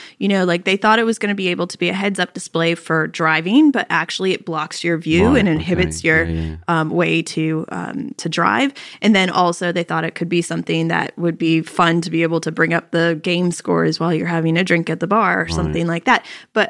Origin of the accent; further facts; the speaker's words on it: Virginia, United States; also born or lived in Pittsburgh; I was born in Pittsburgh, Pennsylvania, but I was raised right outside Washington, D.C. in Virginia.